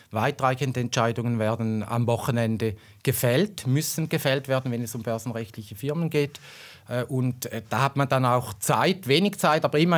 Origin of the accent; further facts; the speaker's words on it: Switzerland; Da sind wir Schweizer vielleicht dann eben nicht wirklich äh, äh Nummer eins